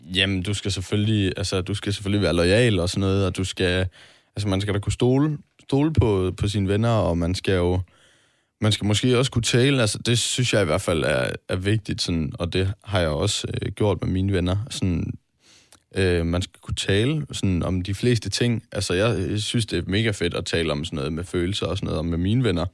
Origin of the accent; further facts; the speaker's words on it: Vejle, Southern Denmark, Denmark; moved away; venner hjemme i, i Vejle